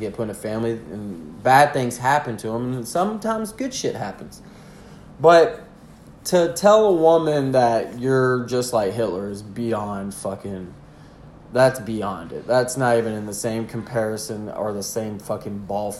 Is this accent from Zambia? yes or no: no; the South, United States; I'm from the South